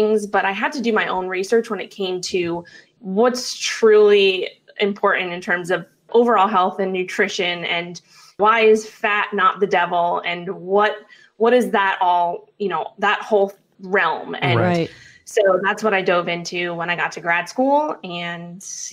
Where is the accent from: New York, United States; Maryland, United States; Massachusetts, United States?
New York, United States; New York City; I grew up in Manhattan, New York. That's where I'm originally from